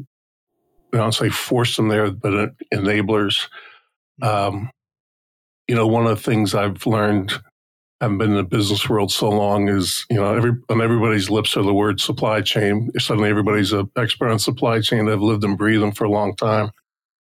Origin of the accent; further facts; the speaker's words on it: just outside Newark, New Jersey, United States; I grew up in New Jersey, just outside Newark